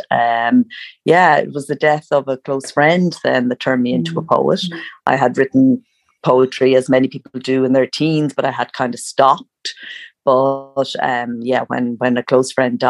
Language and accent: English; Ireland; I grew up in Ireland where writers were at a time where writers were all dead white males.